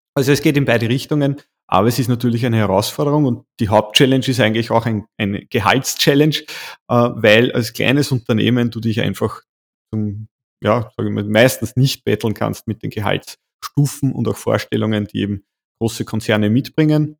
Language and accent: German; Waldviertel, Lower Austria, Austria; bin gebürtiger Waldviertel, also Niederösterreicher